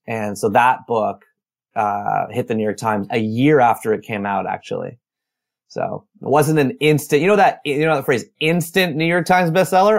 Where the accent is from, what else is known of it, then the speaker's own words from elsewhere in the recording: Oshawa, Ontario, Canada; also born or lived in Toronto; I was born in Oshawa, Ontario, Canada, just a hour east of Toronto in nineteen seventy-nine